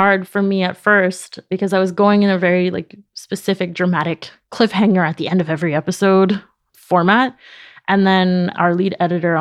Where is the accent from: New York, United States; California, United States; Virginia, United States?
New York, United States; New York City; first language Spanish; English is a second language; moved away as an adult; now in Paris, France; I grew up in Jackson Heights in Queens